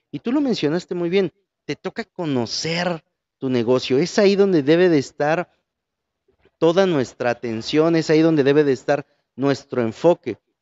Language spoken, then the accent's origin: Spanish; Mexico; somos como buenos mexicanos